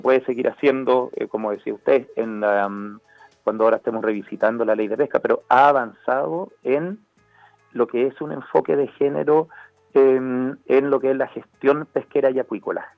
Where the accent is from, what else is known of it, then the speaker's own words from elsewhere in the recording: Chile; como chilenos